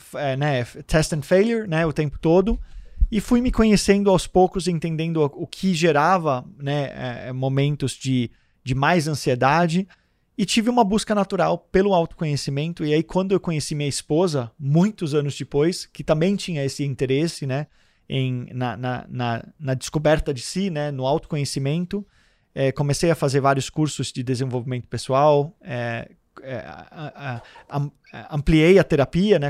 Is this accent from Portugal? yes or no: no; Denmark; moved away as an adult; now in Santos, Brazil; eu nasci em Santos e fui morar na Dinamarca com 4 anos, e estou de volta no Brasil há 12 anos é, que eu estou aqui e moro em Santos.